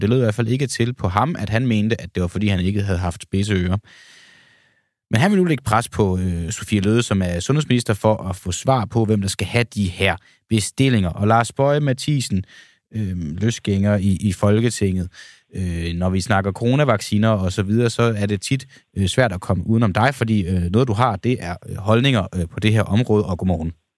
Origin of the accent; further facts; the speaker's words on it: Denmark; vores lille land Danmark, vi som danskere